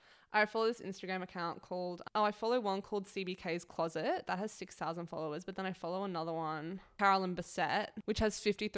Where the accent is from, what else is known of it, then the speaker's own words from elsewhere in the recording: Connecticut, United States; It's preppy, waspy, East Coast. I went to Spence. I grew up in Connecticut, da-di-da, whatever.